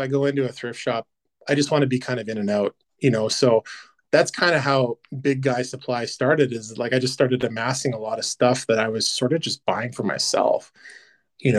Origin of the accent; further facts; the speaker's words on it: Canada; also born or lived in Vancouver; now in Edmonton, Canada; being a Canadian